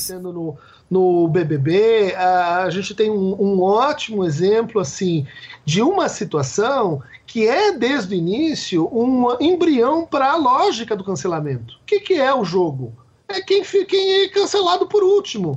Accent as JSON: {"language": "Portuguese", "region": "São Paulo", "country": "Brazil", "tie": "born or raised there", "also_born_or_lived": "Niterói", "moved": "as an adult", "said": "eu sou nascido e criado em São Paulo, na periferia de São Paulo"}